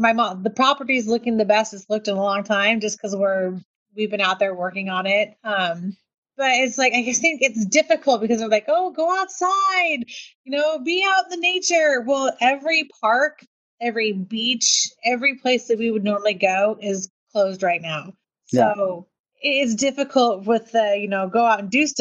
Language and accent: English; United States